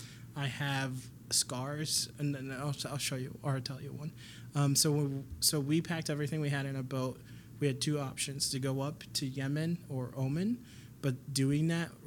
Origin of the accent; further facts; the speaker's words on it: Mankato, Minnesota, United States; moved away; also born or lived in Somalia; So we got there when I was 9, moved to Mankato when I was about 14.